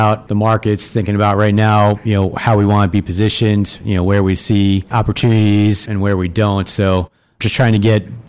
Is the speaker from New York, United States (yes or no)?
yes; Long Island, New York, United States; I'm growing up on Long Island, so grew up a diehard Yankees fan